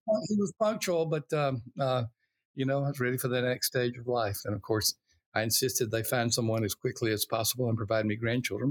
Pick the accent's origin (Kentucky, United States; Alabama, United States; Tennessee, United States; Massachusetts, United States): Alabama, United States; I was born in Alabama, uh, during the time of racial unrest, civil rights